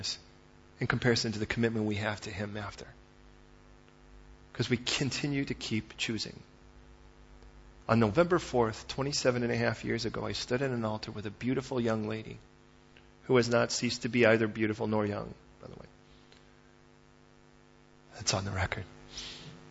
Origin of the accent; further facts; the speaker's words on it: Chicago, Illinois, United States; moved away; I was raised in Chicago originally